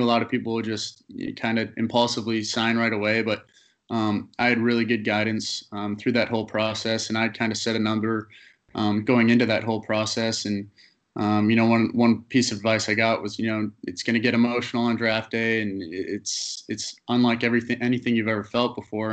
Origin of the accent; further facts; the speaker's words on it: Canada; being a Canadian kid, um, playing in Canada was really important for um, draft purposes